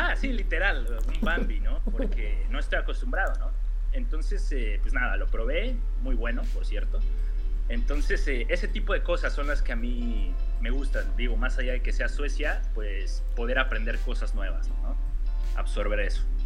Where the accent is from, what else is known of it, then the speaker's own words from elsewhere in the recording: Mexico; moved away as an adult; now in Sweden; mi país